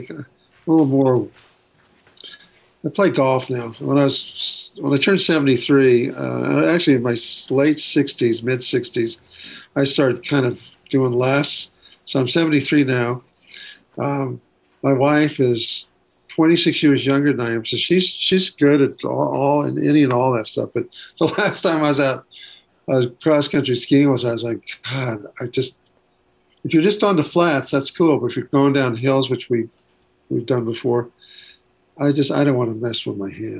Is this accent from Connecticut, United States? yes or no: no; Ventura, California, United States; also born or lived in Waco, Texas; I grew up in, I was born in Texas, Waco, or Waco as I've called it for years. But, from 2 years of age on, I was in Ventura, California, which is on the coast.